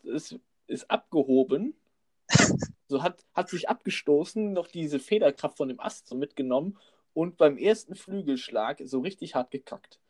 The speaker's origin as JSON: {"language": "German", "region": "North Rhine-Westphalia", "country": "Germany", "tie": "born or raised there", "moved": "yes", "lives_now": "Frankfurt, Germany", "said": "ich bin Rheinländer, weißt du? Und wenn du da aufgewachsen bist"}